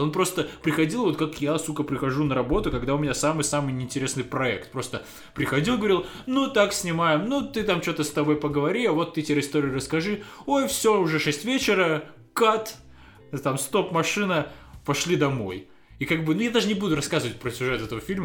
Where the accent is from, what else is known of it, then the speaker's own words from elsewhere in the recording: Russia; я продолжал жить в России, потому что я русский